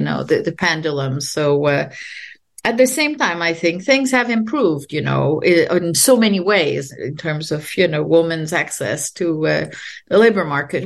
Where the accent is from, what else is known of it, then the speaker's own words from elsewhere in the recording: Quebec, Canada; English is a second language; moved away as an adult; also born or lived in France; now in United States; I'm French Canadian and uh, I grew up during the peak of the uh, nationalist movement in Quebec